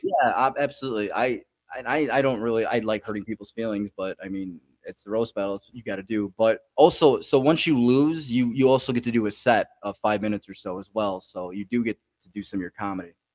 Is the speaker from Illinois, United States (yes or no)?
yes; Chicago, Illinois, United States; now in Pensacola, United States; I'm originally from Chicago